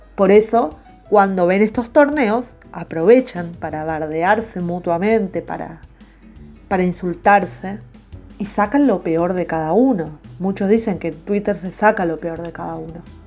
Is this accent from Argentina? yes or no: yes; Argentina; somos todos argentinos